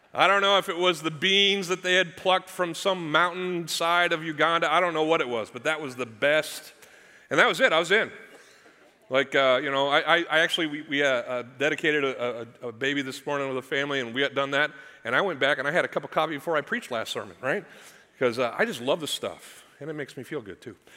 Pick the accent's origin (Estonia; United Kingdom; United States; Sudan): United States; Missouri; I'm from Missouri. That's the show me state